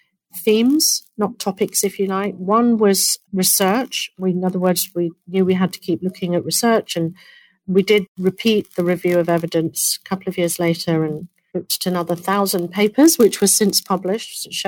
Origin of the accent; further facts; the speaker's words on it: United Kingdom; now in United States; my home country. It'll be in the UK